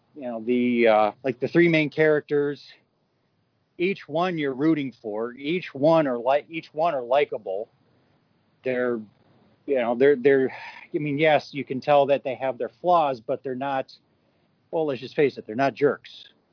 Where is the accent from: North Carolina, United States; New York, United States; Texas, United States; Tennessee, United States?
New York, United States; upstate; I grew up in the North. I grew up in upstate New York